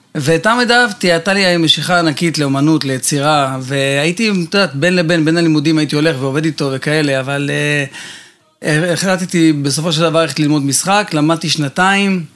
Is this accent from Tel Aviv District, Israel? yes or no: yes; Bat Yam, Tel Aviv District, Israel; רוב ילדותי עברתי בבת ים, חוף הים, גלישת גלים